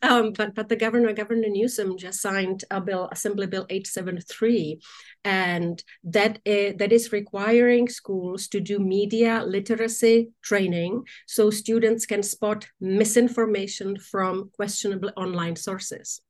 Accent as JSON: {"language": "English", "country": "Czechia", "tie": "born or raised there", "moved": "yes", "said": "my home country of now czech republic"}